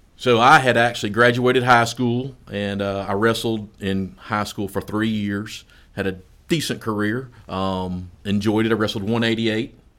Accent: Versailles, Kentucky, United States; moved away as an adult; also born or lived in Bowling Green, Kentucky; now in Florence, United States; I'm born in Bowling Green, Kentucky, home of the Corvette Museum, or Western Kentucky University. So, and then I, uh, my parents migrated back over to Central Kentucky. So I was born and raised in Vers-, er, raised in Versailles, Kentucky, right outside of Lexington

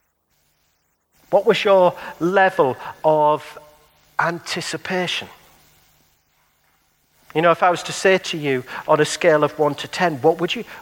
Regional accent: Middlesbrough, North East England, United Kingdom; moved away; I've lived in Middlesbrough for 30 years of my life.

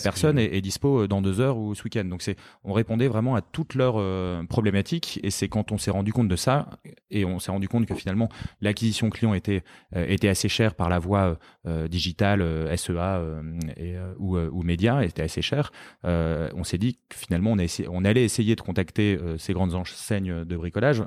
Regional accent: Lille, Hauts-de-France, France; moved away as an adult; also born or lived in London; je suis lillois d'origine

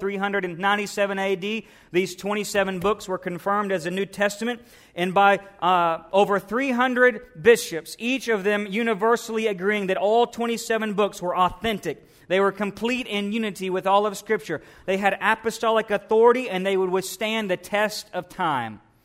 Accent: United States; we as American Christians

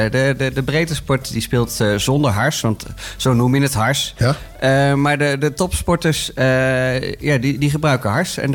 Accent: Bunnik, Utrecht, Netherlands; now in Houten, Netherlands; vroeger handbal in, uh, in Bunnik, waar ik vandaan kom, maar al heel lang inmiddels in Houten woon.

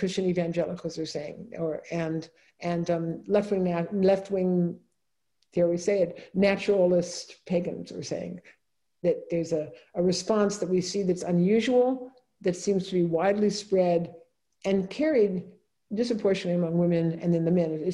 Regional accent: California, United States; I'm a Californian

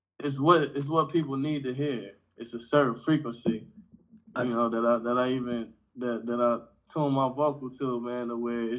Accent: Orange, New Jersey, United States; I'm originally from New Jersey. Orange, New Jersey

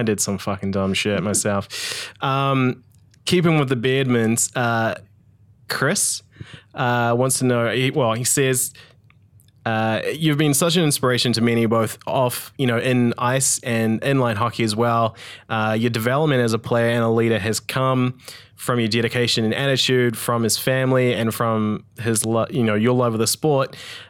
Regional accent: Tauranga, Bay of Plenty, New Zealand; Growing up in Tauranga, didn't have ice, so I played field

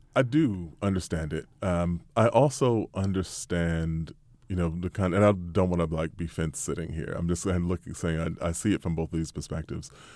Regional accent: United States; we as American journalists

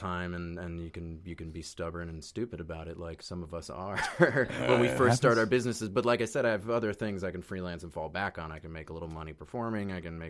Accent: Boston, Massachusetts, United States; moved away as an adult; now in Brooklyn, United States; Boston, and outside Boston, yeah. Suburban Boston.

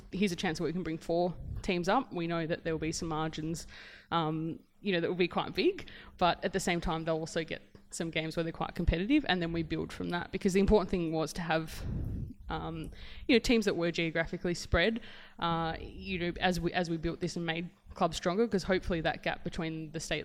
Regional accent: Geelong, Victoria, Australia; I grew up in Geelong

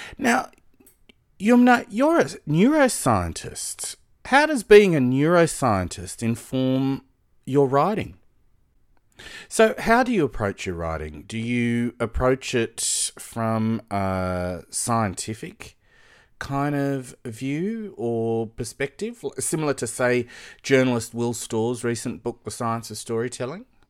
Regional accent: Sydney, New South Wales, Australia; I'd say, "Well, Blacktown."

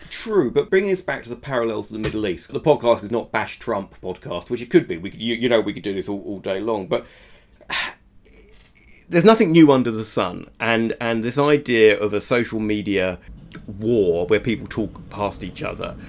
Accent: England, United Kingdom; I'm English

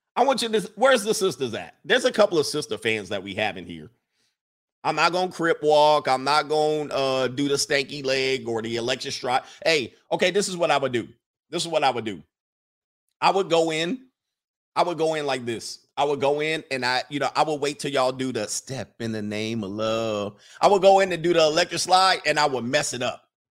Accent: Southern California, United States; I'm from Southern California, the, the Valley

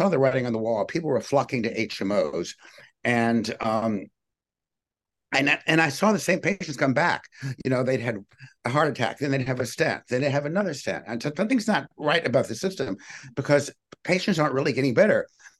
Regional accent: Richmond, Virginia, United States; I grew up in Richmond, Virginia, and I didn't have a medical family

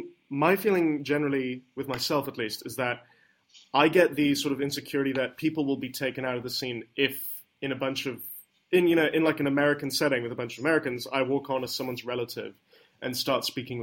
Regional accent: United Kingdom; accent: British; Well, it's interesting because my natural accent, as you can perhaps tell, is fairly British.

